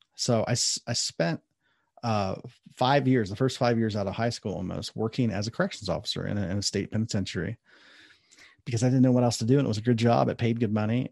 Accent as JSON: {"language": "English", "town": "Columbus", "region": "Ohio", "country": "United States", "tie": "born or raised there", "moved": "yes", "lives_now": "Southern California, United States", "said": "I was born and raised in Ohio, Columbus, Ohio"}